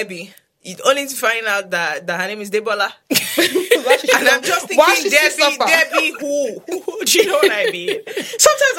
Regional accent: London, United Kingdom; born there; You know the thing, I wish because I was born in London and then I used to go back all the time.

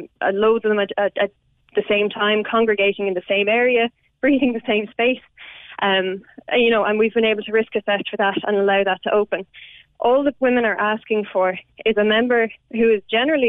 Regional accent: Kildare, Leinster, Ireland; I'm from Kildare myself

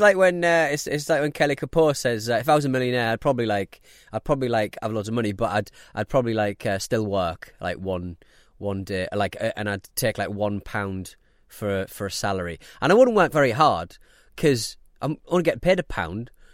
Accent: north of Scotland, United Kingdom; we're from Scotland and north of Scotland

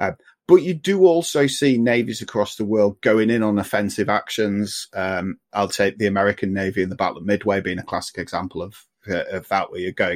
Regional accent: Yorkshire and the Humber, United Kingdom; I'm from Yorkshire

